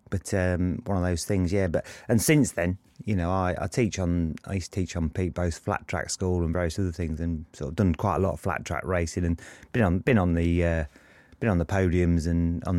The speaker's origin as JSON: {"language": "English", "town": "Luton", "region": "East of England", "country": "United Kingdom", "also_born_or_lived": "Lincolnshire", "said": "because we're from Luton originally before we moved to Lincolnshire"}